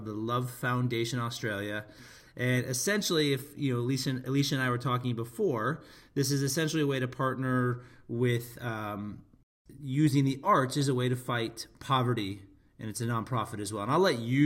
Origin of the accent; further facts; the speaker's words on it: United States; as an American